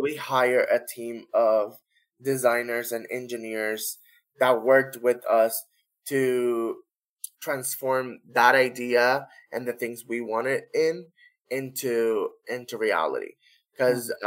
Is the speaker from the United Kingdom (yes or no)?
no; Corozal, Puerto Rico; our first device in Corozal, which is my hometown